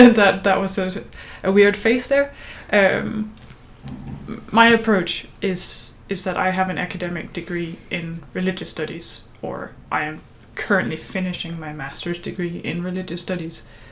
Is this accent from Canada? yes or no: no; Denmark; as a Danish person